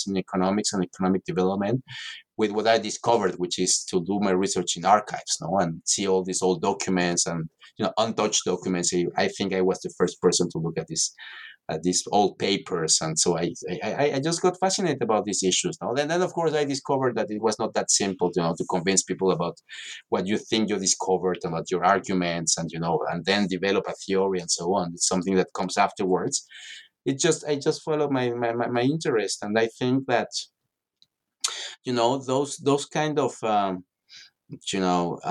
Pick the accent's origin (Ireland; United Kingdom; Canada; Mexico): Mexico; Mexico City; moved away; also born or lived in Paris; I'm from Mexico City originally